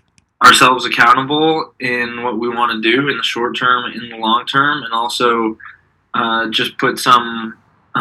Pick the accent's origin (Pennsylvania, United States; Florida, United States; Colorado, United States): Colorado, United States; Boulder; now in New York City, United States; I am from Boulder, Colorado. Same with Jeff, and currently living in New York City